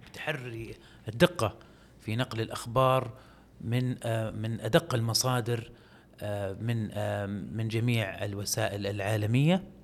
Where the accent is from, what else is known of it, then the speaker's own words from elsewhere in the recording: Saudi Arabia; ما كانوا متوقعين انه احنا سعوديين